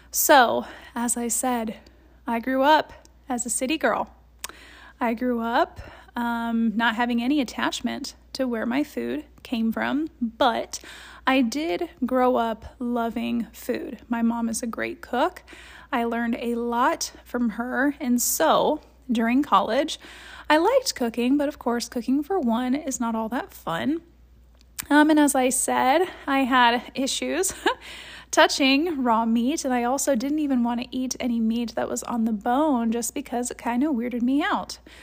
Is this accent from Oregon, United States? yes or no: no; Columbus, Ohio, United States; moved away; I grew up in Columbus, Ohio